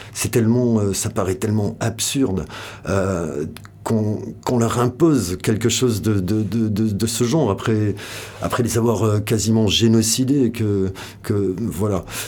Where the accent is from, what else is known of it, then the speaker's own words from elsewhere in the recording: Biarritz, Nouvelle-Aquitaine, France; moved away as an adult; also born or lived in Bayonne / Paris; je suis né euh, dans le Pays Basque, euh, à Biarritz, enfin, je suis né à Bayonne. Mais j'ai vécu toute mon adolescence là-bas, entre Biarritz